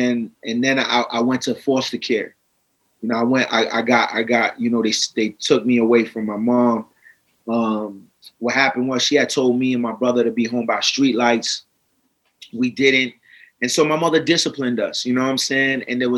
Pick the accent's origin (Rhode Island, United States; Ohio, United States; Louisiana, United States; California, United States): Rhode Island, United States; Providence; also born or lived in Pawtucket, Rhode Island; So I'm born and raised in Providence, Rhode Island. I lived in Pawtucket for a little bit. You know, I was born to a single parent household.